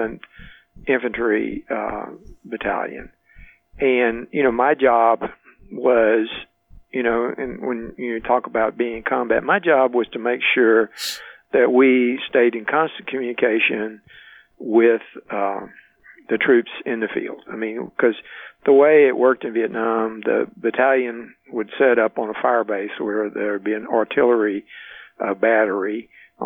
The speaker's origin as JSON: {"language": "English", "town": "Baytown", "region": "Texas", "country": "United States", "tie": "born or raised there", "also_born_or_lived": "Germany / Richmond / Atlanta", "moved": "as an adult", "said": "moved them back to my hometown. We, you know, my family lived in Baytown"}